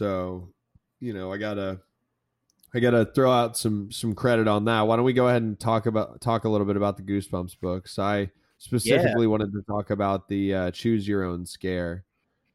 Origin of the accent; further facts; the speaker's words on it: Florida, United States; I am from Florida